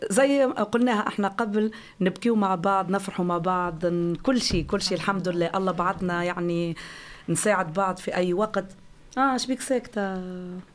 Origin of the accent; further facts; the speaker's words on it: Tunisia; now in Flensburg, Germany; انا من تونس أكيد